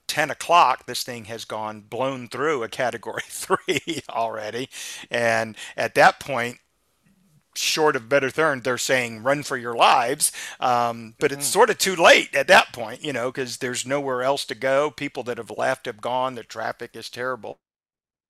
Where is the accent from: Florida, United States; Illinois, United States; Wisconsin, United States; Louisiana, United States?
Florida, United States; I'm a lifelong Floridian